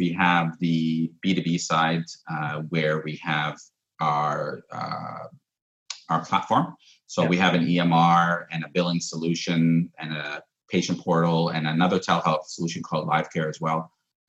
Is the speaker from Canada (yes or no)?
yes; Canada; it's kind of a weird feeling as a Canadian